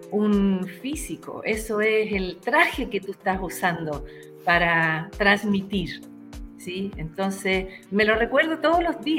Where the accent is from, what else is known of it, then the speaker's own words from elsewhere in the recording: Santiago, Santiago Metropolitan Region, Chile; Nosotros dos venimos de Santiago